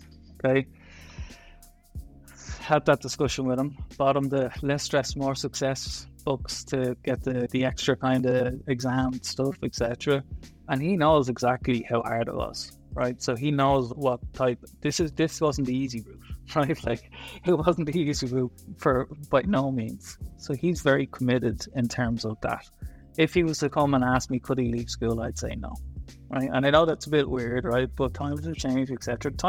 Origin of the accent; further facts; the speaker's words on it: Dublin, Leinster, Ireland; I did, yeah. Born and bred.